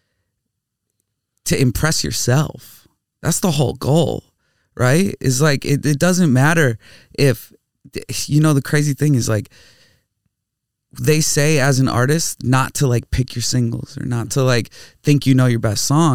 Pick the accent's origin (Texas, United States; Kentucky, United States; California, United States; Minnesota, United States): Minnesota, United States; I grew up in Minnesota